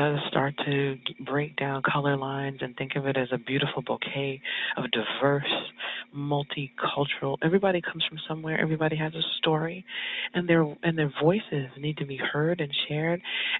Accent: California, United States; So I was always Hollywood because I was in New York, but I was from California.

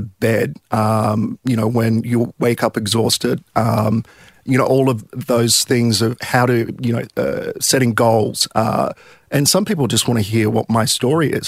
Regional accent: Sydney, New South Wales, Australia; I grew up in Milpara, so kind of southwestern suburbs of Sydney

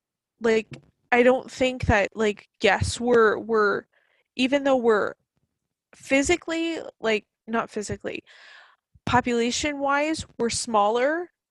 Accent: Canada; I'm 100% proud to be Canadian

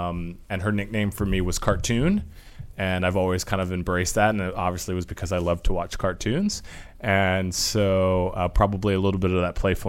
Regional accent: Alexandria, Virginia, United States; I am from the D.C. area. I was born in Alexandria inside the Beltway.

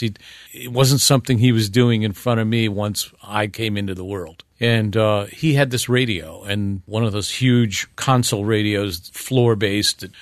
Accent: Northern Ohio, United States; moved away as an adult; also born or lived in Ravenna, Ohio; growing up in Northern Ohio

